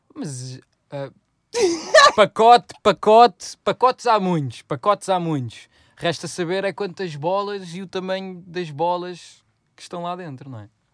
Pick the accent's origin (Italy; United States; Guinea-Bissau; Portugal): Portugal; Odivelas, Lisbon; foi um sítio onde nós crescemos, em Odivelas